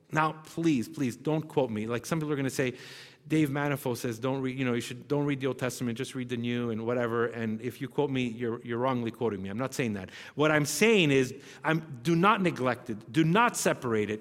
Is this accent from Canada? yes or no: yes; Canada; we're Canadian